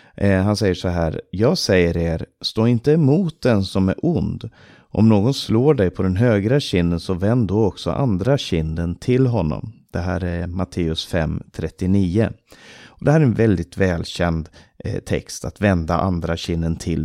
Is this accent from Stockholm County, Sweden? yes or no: yes; Stockholm, Stockholm County, Sweden; now in Romania; Jag växte upp i Maranataförsamlingen i Stockholm